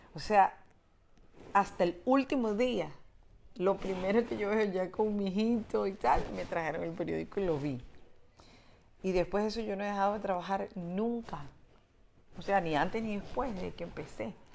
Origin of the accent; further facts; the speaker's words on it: Venezuela; yo nazco en la, la, democracia de Venezuela y yo, mm, pues soy venezolana